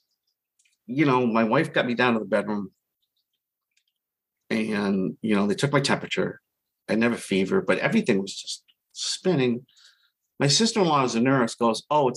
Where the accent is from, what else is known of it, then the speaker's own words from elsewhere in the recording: Boston, Massachusetts, United States; now in Central Massachusetts, United States; I grew up in Boston. If you can't tell from my accent